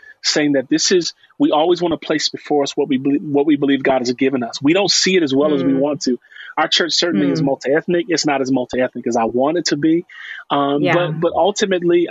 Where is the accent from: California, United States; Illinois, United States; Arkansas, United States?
Illinois, United States; Chicago; And I'm from Chicago. I'm born and raised on the west side of Chicago